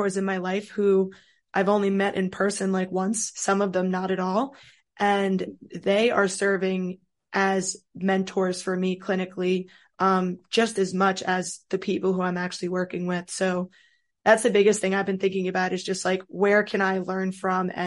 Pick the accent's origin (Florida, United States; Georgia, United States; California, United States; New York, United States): New York, United States; Rockland County; moved away as an adult; also born or lived in Scranton, Pennsylvania; now in Baltimore, United States; So I'm from New York, just outside of New York City in Rockland County